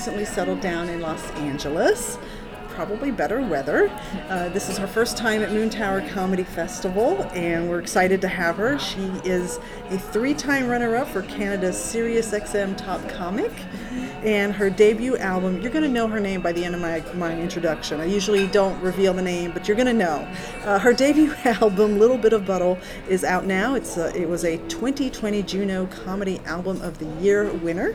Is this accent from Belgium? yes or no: yes; Belgium; now in United States; I was born in Belgium